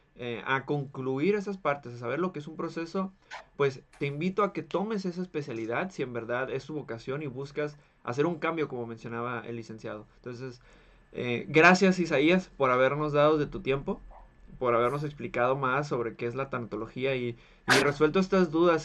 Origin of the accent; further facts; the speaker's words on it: Mexico; somos mexicanos